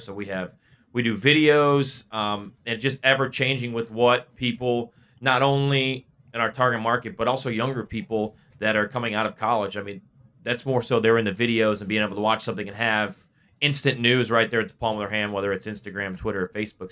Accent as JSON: {"language": "English", "region": "Northwest Indiana", "country": "United States", "tie": "born or raised there", "moved": "as an adult", "lives_now": "Indianapolis, United States", "said": "I grew up in Northwest Indiana"}